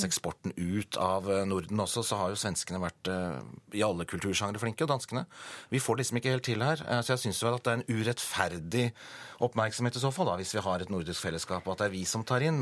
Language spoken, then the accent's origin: Norwegian; Norway; Vi er, vi er nordmenn.